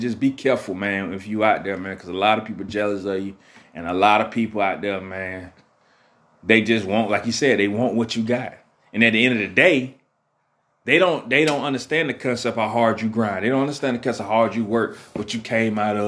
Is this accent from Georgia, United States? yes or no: yes; Augusta, Georgia, United States; I'm from Augusta. Love my city